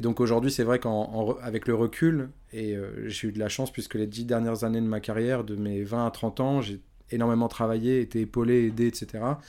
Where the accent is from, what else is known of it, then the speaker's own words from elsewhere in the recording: Évry-Courcouronnes, Île-de-France, France; je viens d'Evry Courcouronne.